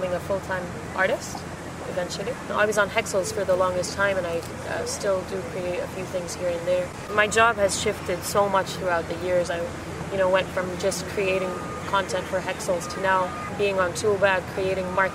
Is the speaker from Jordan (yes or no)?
yes; Jordan; moved away; I am from Jordan.